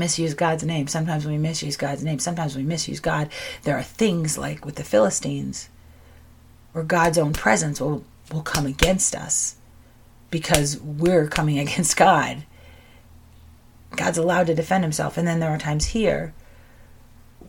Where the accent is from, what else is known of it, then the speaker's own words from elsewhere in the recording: United States; I'm an American